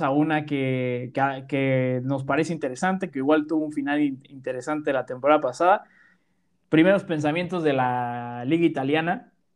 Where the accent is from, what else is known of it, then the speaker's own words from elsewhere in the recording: Mexico; nosotros somos de México